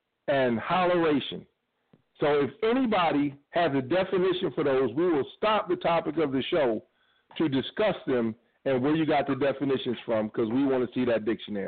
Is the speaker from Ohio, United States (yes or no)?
yes; Cleveland, Ohio, United States; also born or lived in suburbs of Chicago, Illinois; now in Pomona, United States; But I'm 216 in heart, born Cleveland, raised between Cleveland and the suburbs of Chicago. I'm a Cleveland boy.